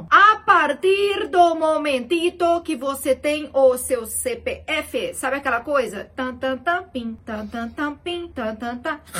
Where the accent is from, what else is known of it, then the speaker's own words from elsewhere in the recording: Belo Horizonte, Minas Gerais, Brazil; Nos interior de Minas, eu não falo assim, não, sou de BH, gente, tô zoando.